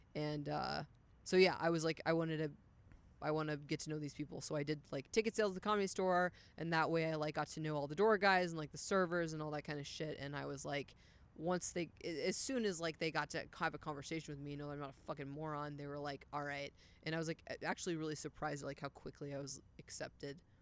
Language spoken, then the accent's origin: English; Poetry, Texas, United States; also born or lived in Dallas, Texas; I'm from Dallas, Texas, but I grew up in a town called Poetry, which is out in the middle of fucking nowhere.